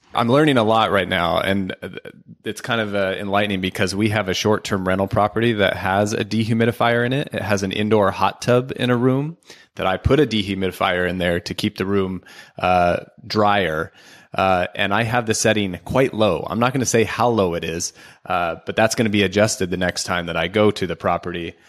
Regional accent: Oregon, United States; I'm from Oregon

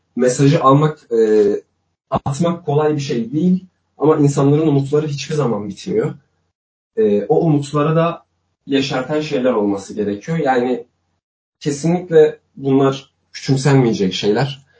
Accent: Elazığ, Elazığ Province, Turkey; Ben Elazığ Elazığlıyım ben.

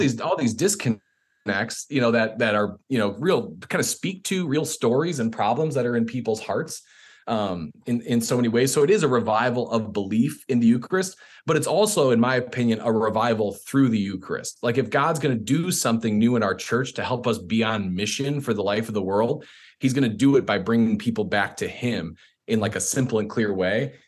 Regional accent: Chicago, Illinois, United States; moved away; I'm from Chicago originally

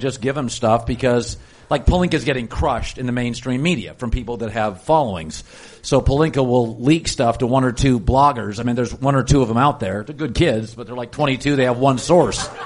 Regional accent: Las Vegas, Nevada, United States; I grew up in Vegas

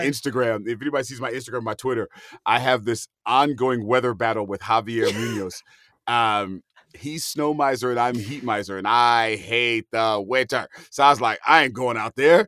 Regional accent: Hayward, California, United States; moved away; I'm from the San Francisco Bay Area, Hayward, California to my soul

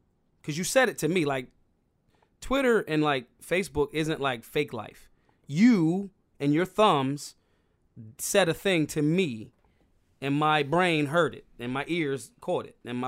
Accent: Philadelphia, Pennsylvania, United States; because, like, I'm from Philly. Like, you can't even hurt my feelings.

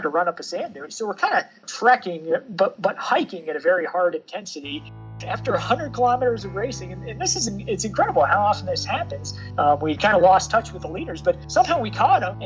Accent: Evergreen, Colorado, United States; I grew up here in Evergreen. It's a small town on the Front Range of the Colorado Rockies

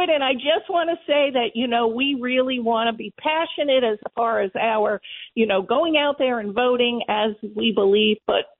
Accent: New York, United States; I was born in New York.

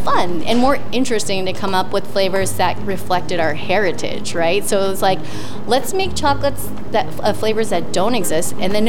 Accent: Santa Rosa, California, United States; We were teenagers at the time, growing up in Santa Rosa.

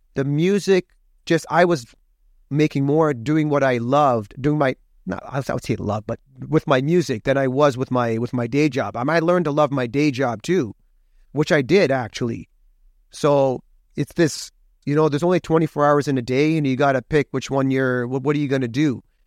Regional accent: Hamilton, Ontario, Canada; now in Toronto, Canada; I was born in Hamilton, Hamilton, Ontario, home of the Tie Cats, Oskee Wee Wee, Steeltown, and I'm proud of my roots

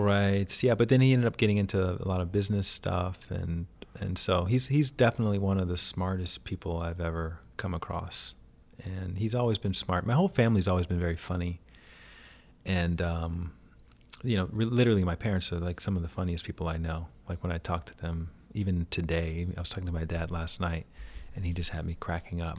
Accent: Alabama, United States; moved away; I grew up in Alabama

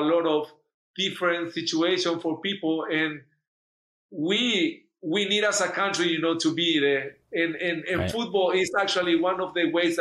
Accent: Paraguay; English is a second language; moved away; I'm from Paraguay

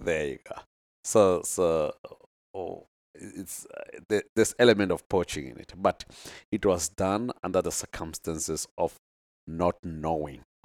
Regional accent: North West, South Africa; I'm from the Northwest, uh, in South Africa here

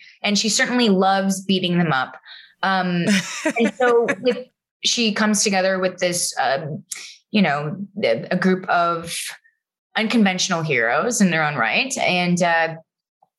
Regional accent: San Francisco, California, United States; I grew up near City College, like West Portal

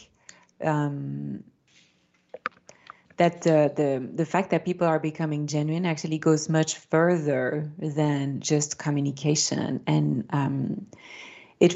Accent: Belgium; first language French; English is a second language; I grew up in Belgium, my mother tongue is French

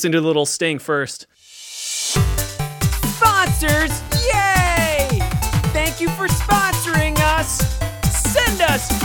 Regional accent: Cleveland, Ohio, United States; I love Cleveland. It's my hometown

